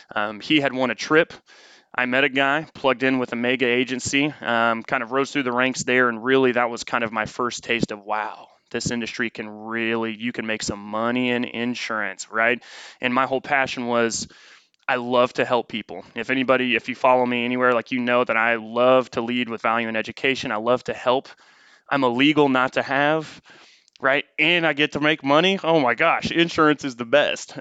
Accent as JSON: {"language": "English", "town": "Noblesville", "region": "Indiana", "country": "United States", "tie": "born or raised there", "also_born_or_lived": "St. Louis, Missouri", "moved": "as an adult", "lives_now": "Austin, United States", "said": "we were just north of Indianapolis in a small town called Noblesville, Indiana. Um, was raised there"}